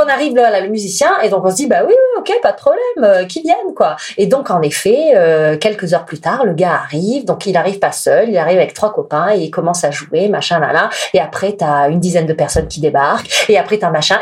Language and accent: French; France; je suis une Française